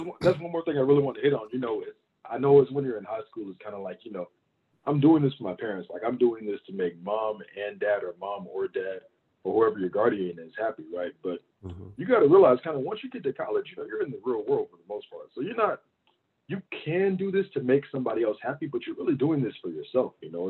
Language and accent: English; Baton Rouge, Louisiana, United States; I grew up in Louisiana also. I got a whole lot of family in Baton Rouge, Louisiana. That's kind of like, that's where I really call home.